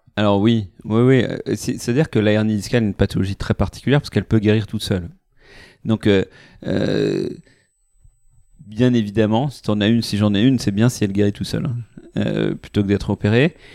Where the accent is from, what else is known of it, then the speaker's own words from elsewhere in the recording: Paris, Île-de-France, France; moved away as an adult; now in Lyon, France; ma famille vient de Normandie, on a grandi à Paris, fait nos études à Paris